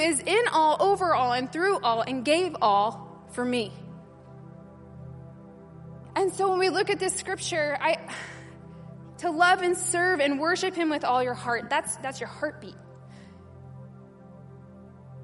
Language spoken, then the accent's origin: English; United States; I'm American